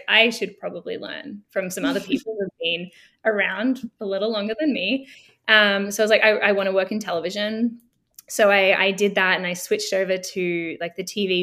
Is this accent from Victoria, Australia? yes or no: yes; Melbourne, Victoria, Australia; moved away as an adult; now in Toronto, Canada; So I grew up in Melbourne, Australia. I'm Australian.